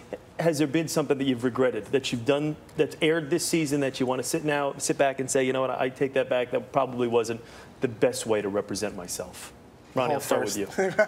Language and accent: English; Jersey Shore, New Jersey, United States; because I am from the Jersey Shore.